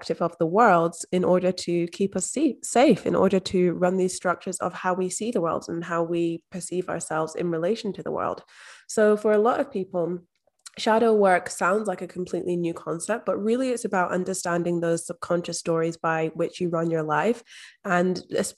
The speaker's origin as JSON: {"language": "English", "region": "Scotland", "country": "United Kingdom", "moved": "as an adult", "lives_now": "Australia", "said": "I'm actually from Scotland, but based in Australia. So I've been here for the past 5 years."}